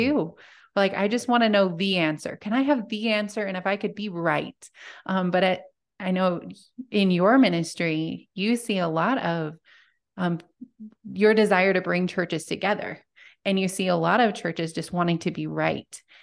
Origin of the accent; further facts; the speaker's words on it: Montana, United States; I'm from small town Montana, and I still live there